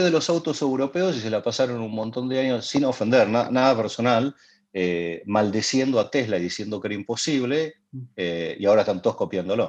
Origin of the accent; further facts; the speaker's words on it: Argentina; soy argentino.